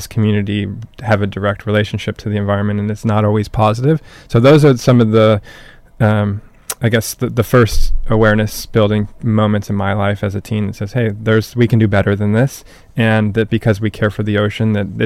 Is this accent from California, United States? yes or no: yes; Newport Beach, California, United States; I grew up in Newport